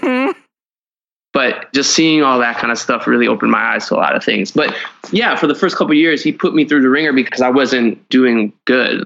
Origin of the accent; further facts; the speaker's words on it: Cleveland, Ohio, United States; I grew up in Cleveland, Ohio